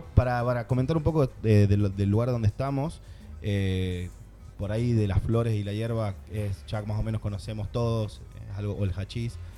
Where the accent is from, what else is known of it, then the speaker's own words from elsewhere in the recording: Argentina; now in Barcelona, Spain; los argentinos acá en Barcelona somos muchos también